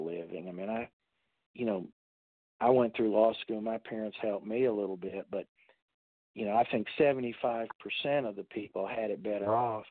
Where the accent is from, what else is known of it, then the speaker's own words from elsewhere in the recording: Central South Carolina, United States; moved away as an adult; also born or lived in Massachusetts; now in Texas, United States; I grew up in Central South Carolina